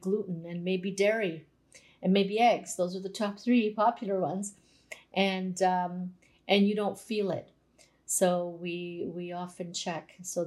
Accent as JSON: {"language": "English", "country": "Canada", "tie": "born or raised there", "said": "every generation before me ate like a Croatian, but I was born in Canada."}